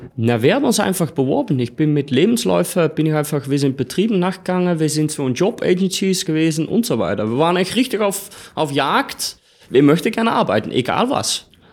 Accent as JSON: {"language": "German", "country": "Netherlands", "also_born_or_lived": "Australia", "second_language": "German", "moved": "as an adult", "lives_now": "Austria", "said": "30 Jahre alt, bin Holländer, jetzt momentan in Österreich"}